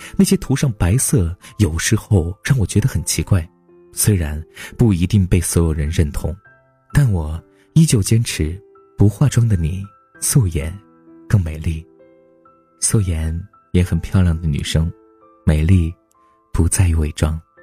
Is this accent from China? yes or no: yes; China; 我们都是中国人